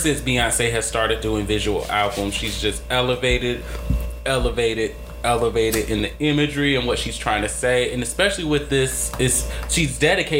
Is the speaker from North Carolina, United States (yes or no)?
yes; North Carolina, United States; I was born in North Carolina.